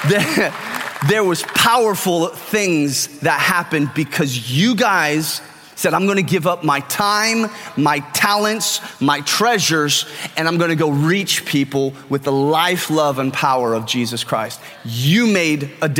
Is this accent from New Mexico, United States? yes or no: no; California, United States; now in Texas, United States; I'm Californian. I think differently than most people because I'm from California